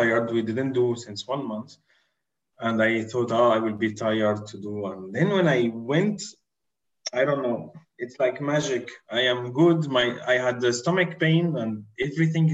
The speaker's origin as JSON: {"language": "English", "country": "Syria", "said": "I'm not Brazilian, I'm from Syria"}